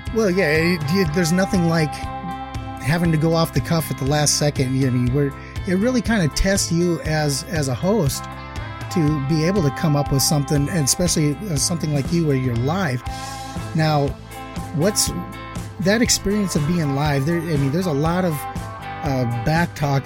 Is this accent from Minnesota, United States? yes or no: yes; Minnesota, United States; moved away; I'm from the Midwest, I'm from Minnesota originally